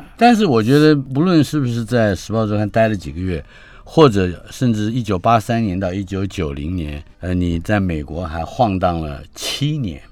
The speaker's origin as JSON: {"language": "Chinese", "region": "Taipei", "country": "Taiwan", "tie": "born or raised there", "said": "我住在等于是出生就是在南京东路三段"}